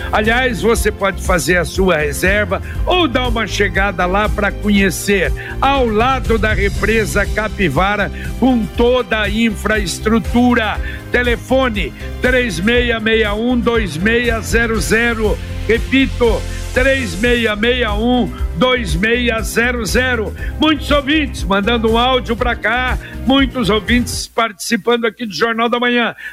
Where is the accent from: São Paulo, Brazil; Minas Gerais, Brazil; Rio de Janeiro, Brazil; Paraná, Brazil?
Paraná, Brazil; Londrina; born there; Ô JB, eu nasci em Londrina em 1959 ali onde era o hospital, ali na Rua Lagoas, esquina com Pernambuco.